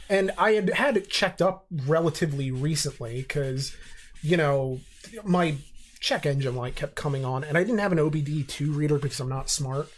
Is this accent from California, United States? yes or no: no; Reading, Pennsylvania, United States; I love my hometown, I do, but I'm under no pretensions that it's actually this great place. Um, and, you know, 'cause obviously I grew up there